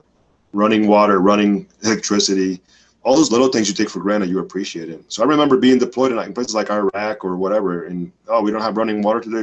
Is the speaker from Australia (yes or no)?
no; Dominican Republic; That was an everyday thing where I grew up in the Dominican Republic.